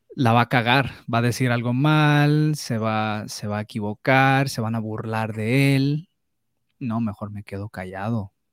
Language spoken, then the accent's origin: Spanish; Los Angeles, California, United States; also born or lived in Mexico; yo nací en Los Ángeles, California